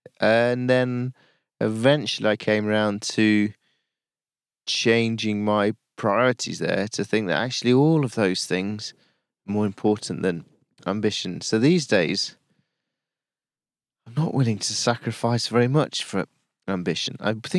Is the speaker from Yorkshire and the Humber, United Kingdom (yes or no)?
yes; Yorkshire and the Humber, United Kingdom; now in London, United Kingdom; I say, oh, I live down in London, but I'm from Yorkshire. I always say that. I'm really proud of being Yorkshire.